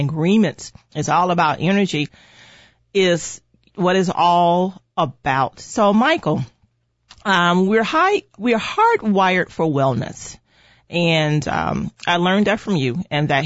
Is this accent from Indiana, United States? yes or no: yes; Gary, Indiana, United States; I'm from Northwest Indiana. I was born and raised in Gary, Indiana.